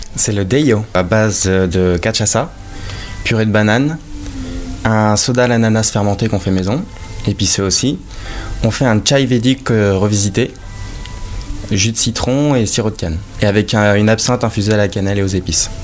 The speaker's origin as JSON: {"language": "French", "town": "Romorantin-Lanthenay", "region": "Centre-Val de Loire", "country": "France", "also_born_or_lived": "Blois / Paris", "moved": "yes", "said": "je viens du Loir-et-Cher"}